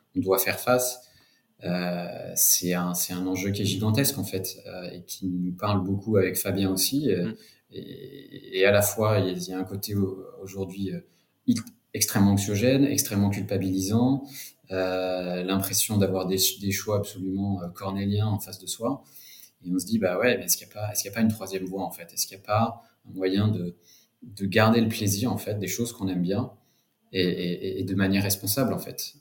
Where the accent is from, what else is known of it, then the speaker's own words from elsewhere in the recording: Cognac, Nouvelle-Aquitaine, France; moved away as an adult; also born or lived in London; je suis originaire de Cognac, en fait, d'une famille de, viticulteurs et distillateurs. Euh, donc j'ai grandi, j'ai grandi là-bas